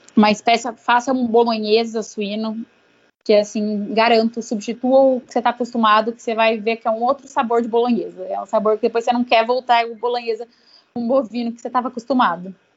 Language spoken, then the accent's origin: Portuguese; Brazil; sou, sou brasileiro